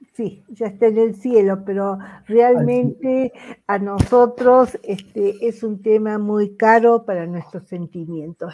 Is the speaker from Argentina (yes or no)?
yes; Argentina; como argentina